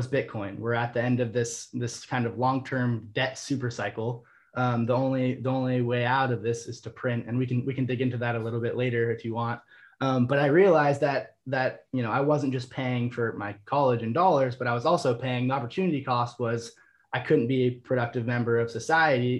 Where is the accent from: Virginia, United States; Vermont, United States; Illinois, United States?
Vermont, United States; I was attending business school at the University of Vermont, my hometown state